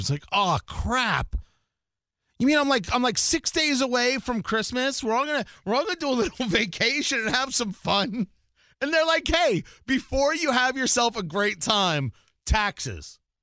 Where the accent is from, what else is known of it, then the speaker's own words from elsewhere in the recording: New Jersey, United States; moved away; I grew up in Jersey